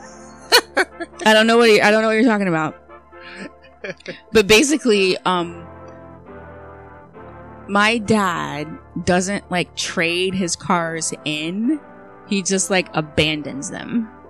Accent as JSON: {"language": "English", "region": "Eastern Shore of Maryland", "country": "United States", "said": "I'm from the Eastern Shore of Maryland. And if anyone knows anything about that side of the state, so it's on the other side of the Chesapeake Bay from Baltimore. And it's very rural. It's very country. It's kind of like hard living."}